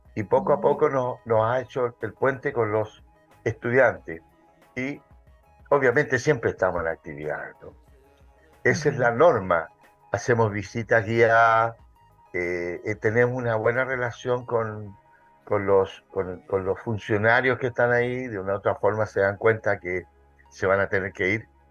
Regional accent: Santiago, Santiago Metropolitan Region, Chile; soy santiaguino, nací en Santiago

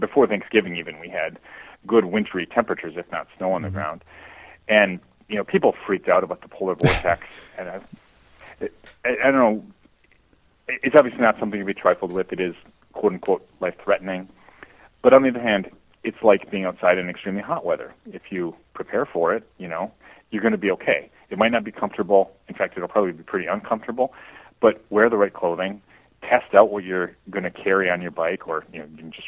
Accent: Ironwood and Hancock, Upper Peninsula, Michigan, United States; moved away; I grew up in Ironwood and Hancock in Upper Peninsula, Michigan.

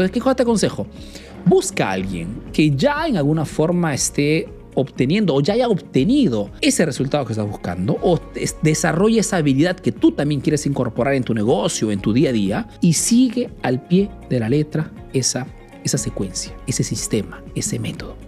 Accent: Peru; now in Italy; soy un emprendedor peruano que vive ese negocio en Italia, en Europa principalmente

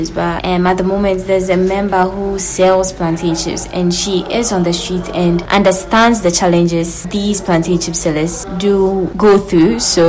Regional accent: Ghana; I'm Ghanaian. I don't have an accent.

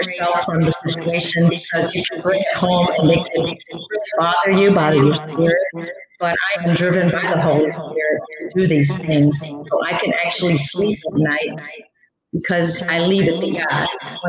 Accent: Mexico; born there; some people don't know I'm Hispanic, and I was born in Mexico.

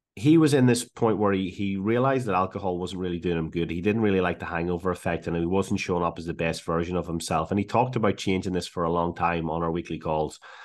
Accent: Ireland; moved away as an adult; also born or lived in Liverpool / Glasgow; now in Australia; originally from Ireland, moved to Liverpool for uni.

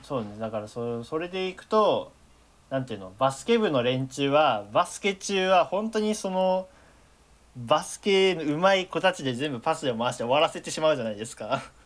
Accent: Tokyo, Japan; moved away; also born or lived in Kagoshima; 東京都出身東京都育ち住民票は東京都の東京都民

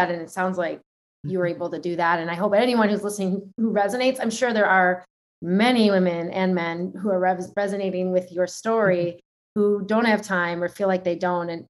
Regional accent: New York, United States; being a New Yorker myself

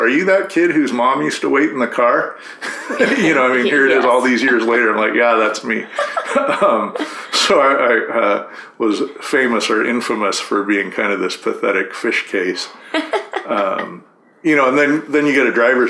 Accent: Corvallis, Oregon, United States; I grew up in Corvallis, Oregon. So Western Oregon

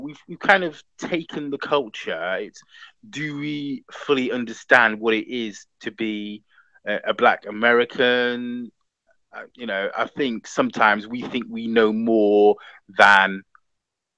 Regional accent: United Kingdom; now in London, United Kingdom; we're British and we're born here

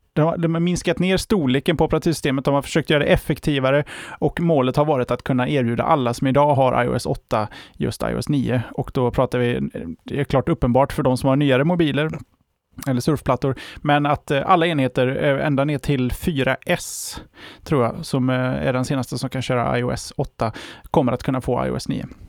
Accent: Sweden; för oss som svenskar

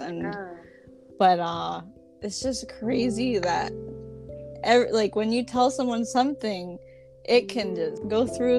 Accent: Georgia, United States; surprises a lot of people that I am from Georgia because mm-hmm. I don't have a southern accent.

